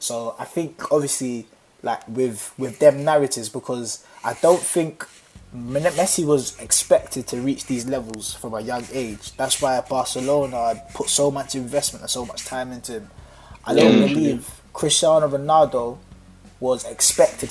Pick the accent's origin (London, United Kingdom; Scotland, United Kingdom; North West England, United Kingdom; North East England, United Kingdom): London, United Kingdom; also born or lived in Thamesmead; I grew up in Peckham